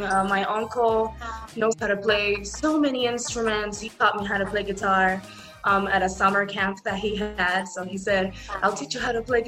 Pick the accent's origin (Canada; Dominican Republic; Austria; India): Dominican Republic; moved away; I was born and raised in Dominican Republic to a marimba singer dad and a dentist mom.